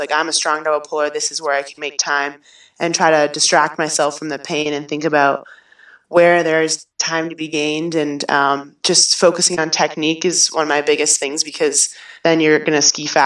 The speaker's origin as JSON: {"language": "English", "town": "Waltham", "region": "Massachusetts", "country": "United States", "tie": "born or raised there", "moved": "yes", "lives_now": "Stratton, United States", "said": "My hometown is Waltham, Massachusetts, right outside of Boston"}